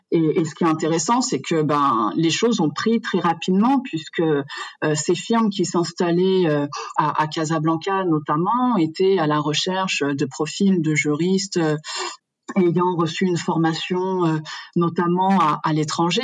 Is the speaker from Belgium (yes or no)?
no; France; moved away as an adult; now in Morocco; Je suis née en France de parents marocains qui ont immigré en, en France. Donc j'ai grandi, j'ai fait toutes mes études euh, en France